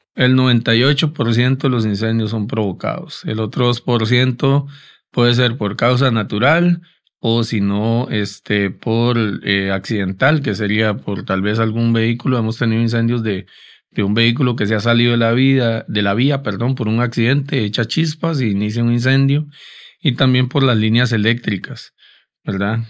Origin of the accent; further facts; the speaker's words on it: Costa Rica; Es devastador para nosotros, ¿verdad? Como costarricenses